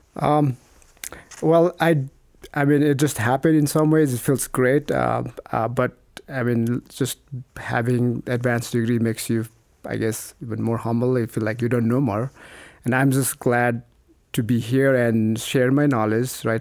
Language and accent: English; Nepal; moved away as an adult; also born or lived in Idaho, United States / New Mexico, United States; now in United States; growing up in Nepal